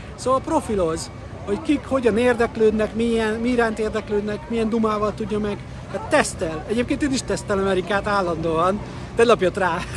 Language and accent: Hungarian; Hungary; magyar vagyok